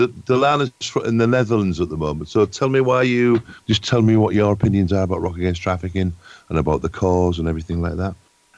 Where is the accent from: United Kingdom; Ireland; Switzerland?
United Kingdom; England; obviously I'm from England.